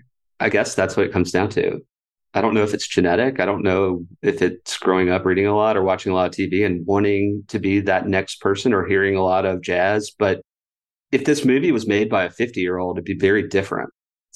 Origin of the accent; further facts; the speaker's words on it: the South, United States; As a Southerner, it's a point of pride.